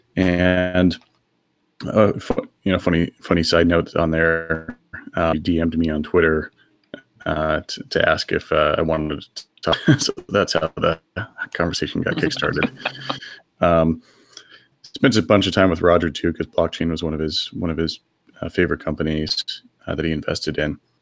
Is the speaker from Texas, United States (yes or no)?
yes; Texas, United States; moved away as an adult; now in San Francisco, United States; I grew up in Texas and then moved out here uh, in my early 20s.